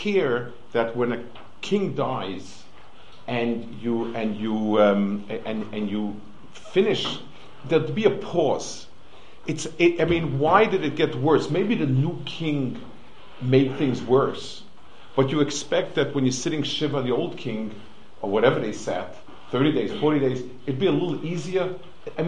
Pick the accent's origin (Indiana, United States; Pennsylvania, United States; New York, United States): New York, United States; New York City; moved away; I grew up on the Lower East Side